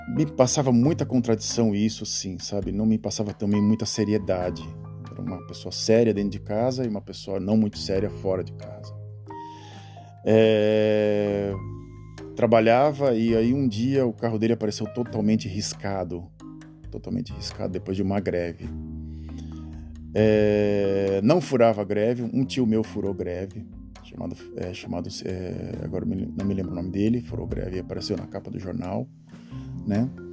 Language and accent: Portuguese; Santos, São Paulo, Brazil; Sou nascido em Santos, nascido e criado em Santos